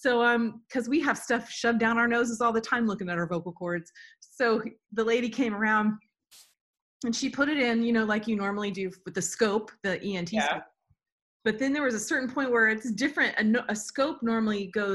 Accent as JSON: {"language": "English", "region": "Florida", "country": "United States", "moved": "yes", "lives_now": "Nashville, United States", "said": "I'm from Florida"}